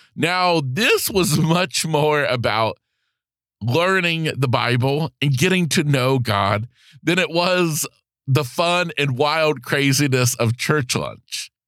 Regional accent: Florida, United States; being back in Florida, my home state

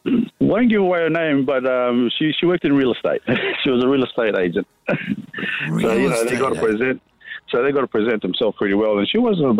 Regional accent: Queensland, Australia; Well, I'm from Queensland

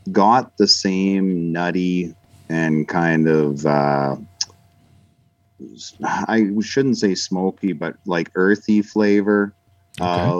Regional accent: Canada

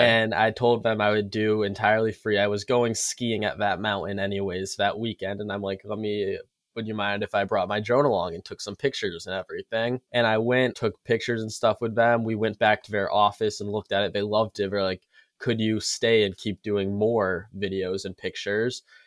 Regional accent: Connecticut, United States; I'm from Connecticut

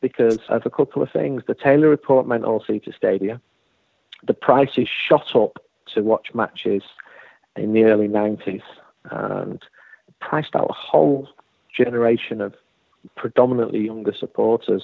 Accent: Manchester, North West England, United Kingdom; when I grew up in Manchester, I didn't feel I was growing up in a rich country

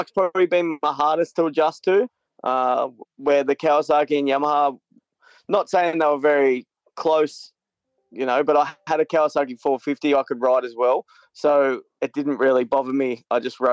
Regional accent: Australia; being Australian.

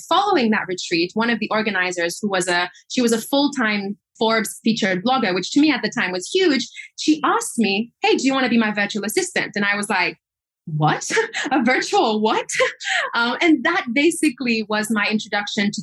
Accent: Seychelles; I was born and raised in the Seychelles Islands

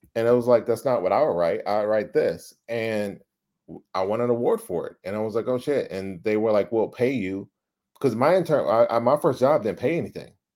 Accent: Dallas, Texas, United States; I grew up in Oak Cliff. If you know Dallas, it's like the Compton of fucking Dallas.

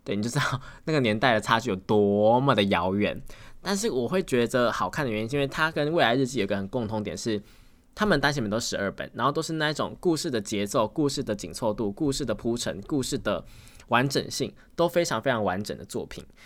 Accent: Tainan, Taiwan; accent: Tainan; 我自己是台南人，我台南人会有一点点的口腔

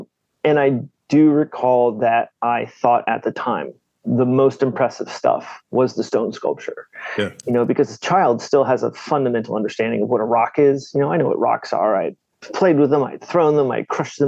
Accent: Northern Virginia, United States; now in Baltimore, United States; I grew up in Virginia

